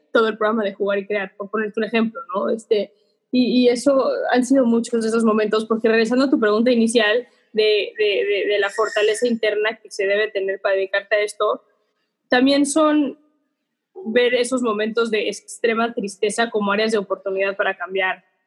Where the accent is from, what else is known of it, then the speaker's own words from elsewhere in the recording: Mexico; Soy mexicana de corazón, amo ser mexicana